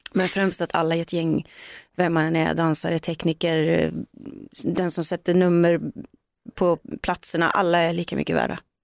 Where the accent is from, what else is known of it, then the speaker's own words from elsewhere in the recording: Gullspång, Västra Götaland, Sweden; hemma i Gullspång